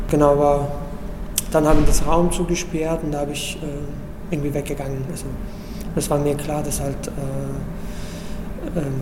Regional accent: Iran; moved away as an adult; Ich komme ursprünglich aus dem Iran. Da habe ich im Iran angefangen, Theater zu, zu arbeiten. Als ich zwölf war, habe ich mit Fernsehen und Radio angefangen.

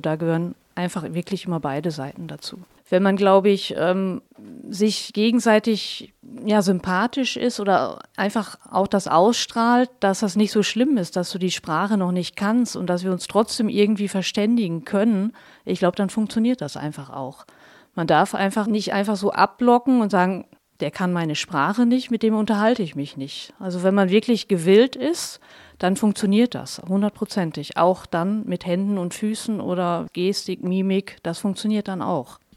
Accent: Germany; now in Hohenems, Austria; ich komme aus Deutschland, lebe aber schon ja, seit ziemlich genau 14 Jahren jetzt mit meinem Mann und meinen zwei Kindern in Österreich, immer im schönen Hohenems.

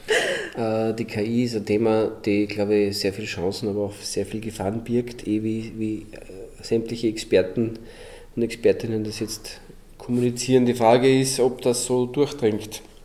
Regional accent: Linz, Upper Austria, Austria; als Österreicher, als gelernter Linzer

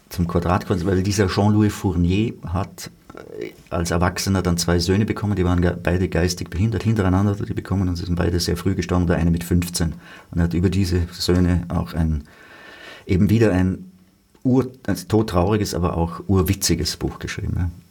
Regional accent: Feldkirch, Vorarlberg, Austria; gerade auch in, in Feldkirch, wo ich her bin, und mein Vater war dort äh, stadtbekannte Persönlichkeit, Vizebürgermeister.

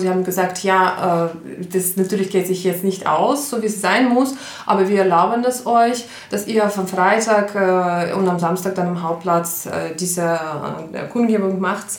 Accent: Ukraine; German is a second language; moved away as an adult; now in Linz, Austria; ich komme ursprünglich aus der Ukraine, bin seit 13 Jahren in, in Linz in Österreich

